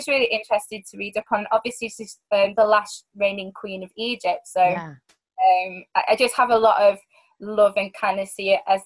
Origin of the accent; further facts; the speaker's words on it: Manchester, North West England, United Kingdom; a bar in Manchester, at my hometown